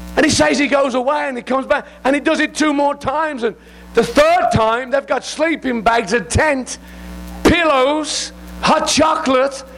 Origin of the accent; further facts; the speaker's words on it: England, United Kingdom; I'm English